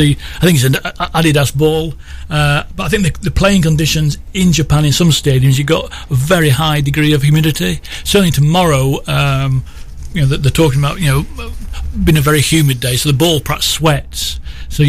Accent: England, United Kingdom; I'm an Englishman

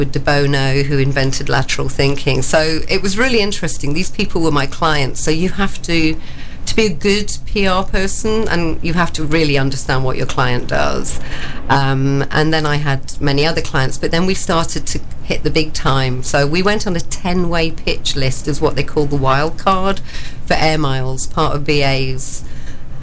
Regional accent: Daybrook, East Midlands, United Kingdom; I was born in Daybrook in Nottinghamshire, and I lived above the shop until they pulled the street down

